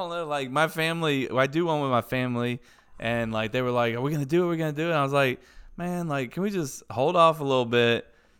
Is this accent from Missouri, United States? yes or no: no; Pensacola, Florida, United States; I'm a Pensacola native. I'm from Pensacola